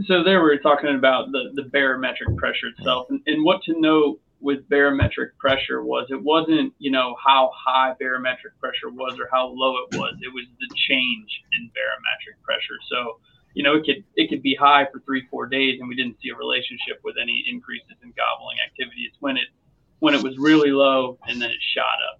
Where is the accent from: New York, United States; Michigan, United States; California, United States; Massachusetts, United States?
New York, United States; Western; now in Georgia, United States; I grew up in Western New York